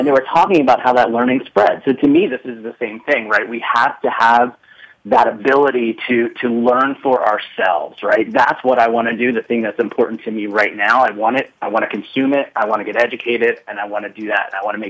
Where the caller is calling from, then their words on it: Alexandria, Virginia, United States; Well, I'm calling in from Alexandria, Virginia.